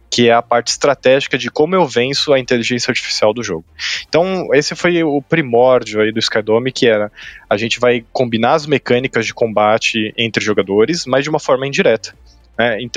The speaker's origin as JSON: {"language": "Portuguese", "country": "Brazil", "said": "é um sobrenome alemão, tá? Mas eu sou brasileiro"}